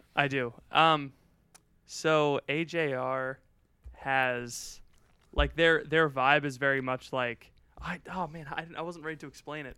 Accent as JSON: {"language": "English", "region": "Florida", "country": "United States", "tie": "born or raised there", "said": "My, uh, my hometown has an Air Force base. It's one of, like, the closest Air Force bases to Cuba"}